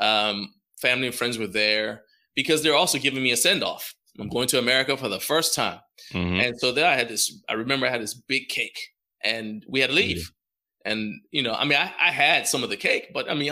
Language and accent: English; Washington, D.C. area / Maryland, United States; also born or lived in Liberia; we came over actually on my 7th birthday. Yeah. And so we came to the States, and so I grew up in Washington, D.C. or in Maryland, in the D.C. area.